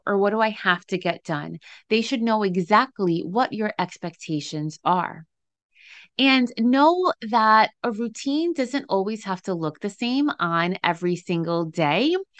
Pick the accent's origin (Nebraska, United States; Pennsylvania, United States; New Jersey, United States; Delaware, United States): New Jersey, United States; in case you couldn't tell from the accent people say I have, I'm from Jersey.